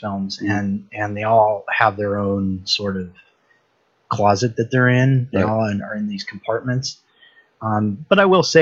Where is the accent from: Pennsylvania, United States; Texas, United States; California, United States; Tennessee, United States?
California, United States; Universal Studios lot; I grew up on the Universal Studios lot